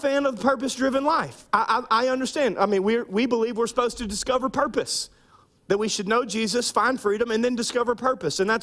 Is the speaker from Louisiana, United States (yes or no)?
yes; Minden, Louisiana, United States; I grew up in Minden, Louisiana